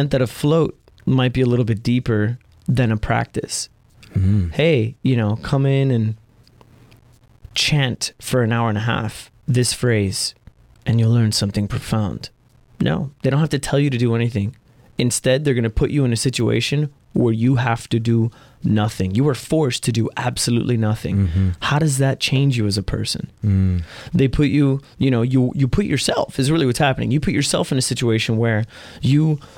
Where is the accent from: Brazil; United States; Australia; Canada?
United States; Miami, Florida; now in Portland, United States; I'm from Miami.